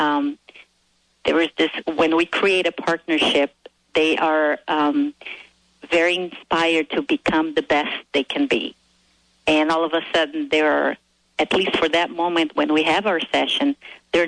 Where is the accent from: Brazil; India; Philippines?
Brazil; moved away as an adult; also born or lived in Arizona, United States; now in United States; I am originally from Brazil, and I came to this country to pursue my dream of becoming a better